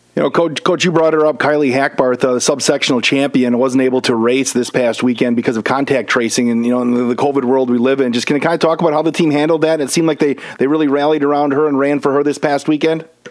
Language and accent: English; Wisconsin Rapids, Wisconsin, United States; Wisconsin Rapids, which is actually my hometown